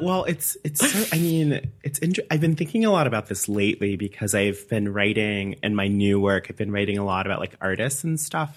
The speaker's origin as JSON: {"language": "English", "region": "Alabama", "country": "United States", "tie": "born or raised there", "also_born_or_lived": "Madison, Wisconsin", "moved": "as an adult", "lives_now": "Iowa City, United States", "said": "I'm from Alabama. Um, I lived there my entire life until I went to graduate school"}